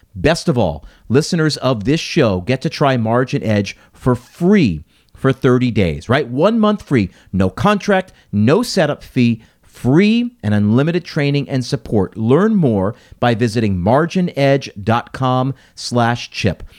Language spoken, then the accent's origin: English; United States; an American who was raised here, lived here, you know, does business here.